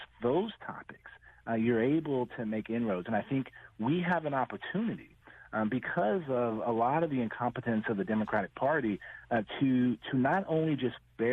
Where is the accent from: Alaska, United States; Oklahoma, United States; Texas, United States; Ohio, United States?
Texas, United States; Texas, my home state